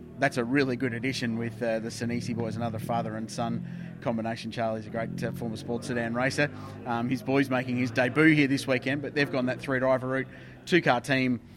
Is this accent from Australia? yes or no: yes; the Southern States, southern Australia, Australia; I come from the Southern States, which means I follow AFL, not NRL